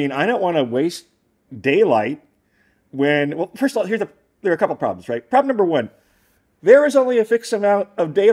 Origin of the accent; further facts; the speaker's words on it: Michigan, United States; I'm from Michigan. I like Michigan.